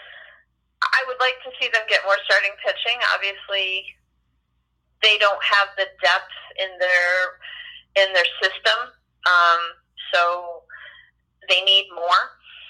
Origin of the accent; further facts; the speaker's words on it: Oneida, New York, United States; I'm from Oneida